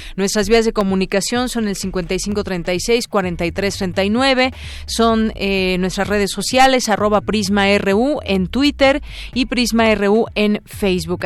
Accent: Mexico; somos albureros los mexicanos

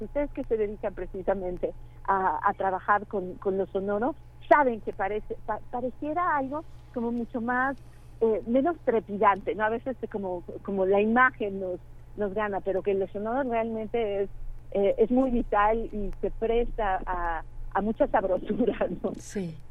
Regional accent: Querétaro, Mexico; moved away; Yo soy queretana, precisamente, llevo muchos años que no vivía aquí en Querétaro

